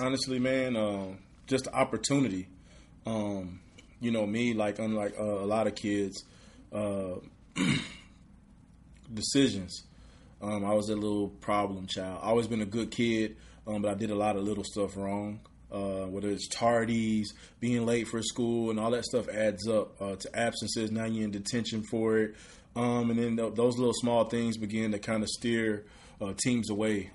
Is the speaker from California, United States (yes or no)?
no; Redwater, Texas, United States; moved away as an adult; also born or lived in Texarkana, Arkansas; now in Houston, United States; Where I'm from is Redwater, Texas. Um, population about a thousand and nineteen people, literally in the woods, one stoplight